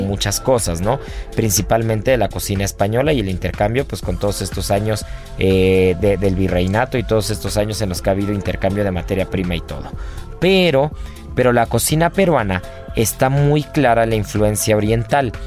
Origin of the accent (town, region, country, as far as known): Mexico